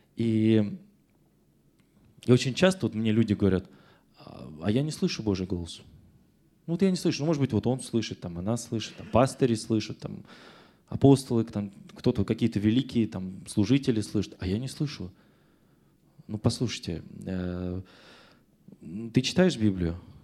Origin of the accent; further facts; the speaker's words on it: Russia; Я родился в СССР, теперь я в Российской Федерации